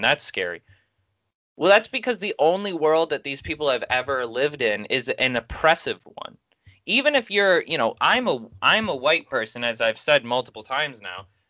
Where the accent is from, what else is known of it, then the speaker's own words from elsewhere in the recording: United States; as an American